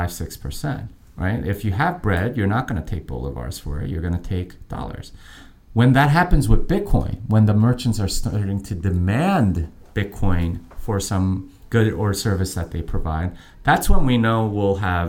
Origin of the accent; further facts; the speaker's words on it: Texas, United States; I am from Texas. I live in Austin.